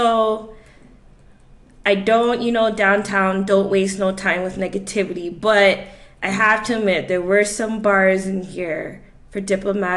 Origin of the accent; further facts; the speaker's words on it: Toronto, Ontario, Canada; I was born and raised in Toronto